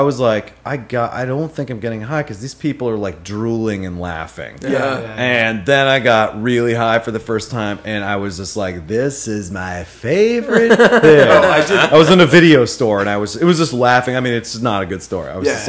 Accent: College Station, Texas, United States; I'm from College Station.

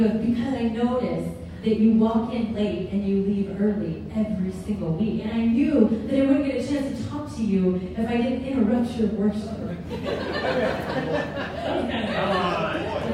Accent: Kansas, United States; moved away as an adult; now in Washington, United States; I grew up in Kansas

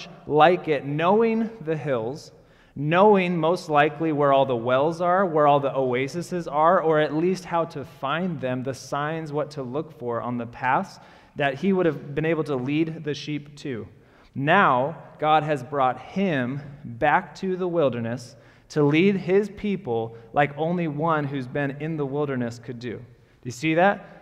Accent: Portland, Oregon, United States; I grew up in Portland

